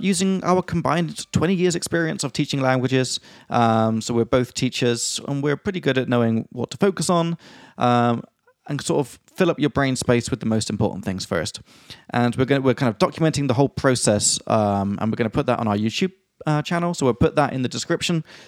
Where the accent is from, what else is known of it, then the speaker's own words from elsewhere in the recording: England, United Kingdom; I'm from England